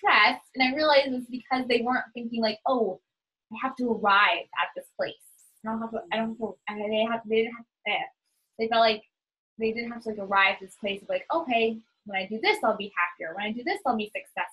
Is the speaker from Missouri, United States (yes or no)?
no; New Hampshire, United States; also born or lived in Boston, Massachusetts; now in Florida, United States; I mostly grew up in New Hampshire, kind of in New England in general. I was born in Boston. We lived in multiple different houses.